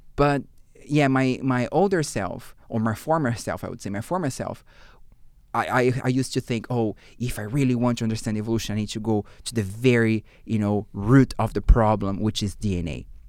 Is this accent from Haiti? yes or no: no; Brazil; English is a second language; moved away as an adult; also born or lived in Fredericton, Canada / Portugal; now in Canada; I come from Brazil